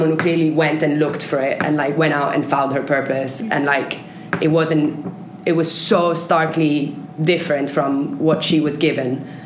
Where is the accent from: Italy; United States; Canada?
Italy; English is a second language; moved away as an adult; I was born in Italy and I lived in Italy until I was 17, and then I left